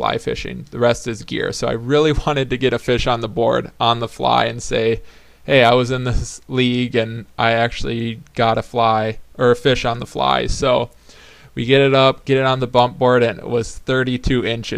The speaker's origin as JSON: {"language": "English", "region": "southern Wisconsin", "country": "United States", "tie": "born or raised there", "said": "My hometown got completely flooded"}